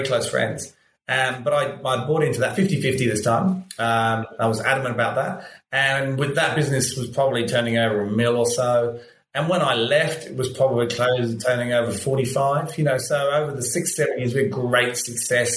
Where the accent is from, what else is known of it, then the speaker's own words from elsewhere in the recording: London, United Kingdom; moved away as an adult; now in Australia; I'm from London